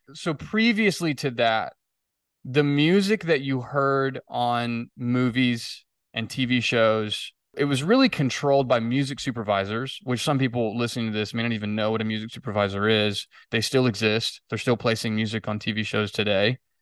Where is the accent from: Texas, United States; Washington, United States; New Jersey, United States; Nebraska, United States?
Texas, United States; Fort Worth; I grew up in Fort Worth. I planted the company in Fort Worth. I never really moved.